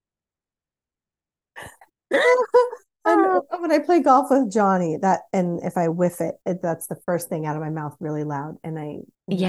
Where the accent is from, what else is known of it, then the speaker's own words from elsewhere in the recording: Pacific Northwest, United States; growing up in the Pacific Northwest